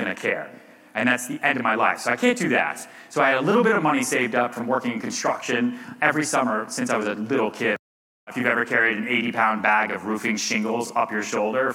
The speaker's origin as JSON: {"language": "English", "area": "outside Boston", "region": "Massachusetts", "country": "United States", "tie": "born or raised there", "also_born_or_lived": "Texas", "moved": "yes", "lives_now": "New York City, United States", "said": "I grew up a little bit outside Boston"}